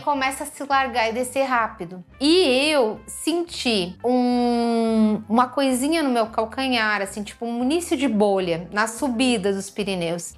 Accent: Rio Grande do Sul, Brazil; also born or lived in Porto Alegre; eu sou também do, do Rio Grande do Sul, da cidade do interior

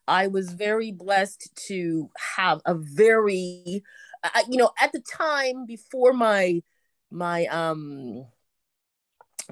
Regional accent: Toronto, Ontario, Canada; now in Vancouver, Canada; I was born and raised in Toronto, Canada

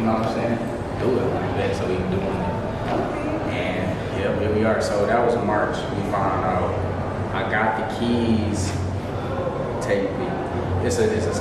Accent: Detroit, Michigan, United States; In Detroit on the west side.

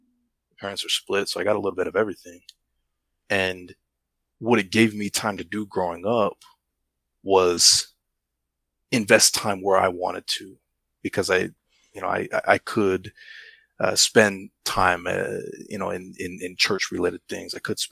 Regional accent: United States; I didn't grow up in the islands, I grew up in the States, right?

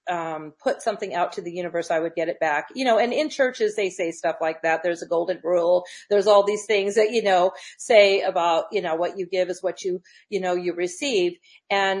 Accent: Loma Linda, California, United States; also born or lived in Redlands; I was raised in Loma Linda, San Bernardino, Inland Empire

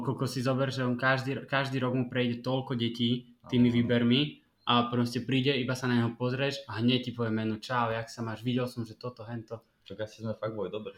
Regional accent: Slovakia; že som Slovák

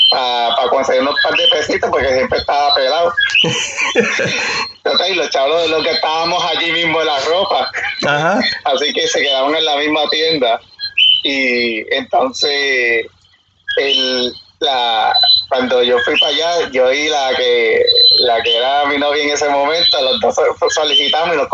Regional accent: San Juan, Puerto Rico; soy de San Juan, Puerto Rico. Eh, tengo 36 años al momento.

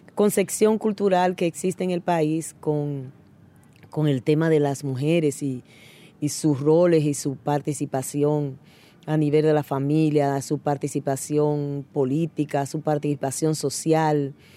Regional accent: Dominican Republic; yo soy de República Dominicana.

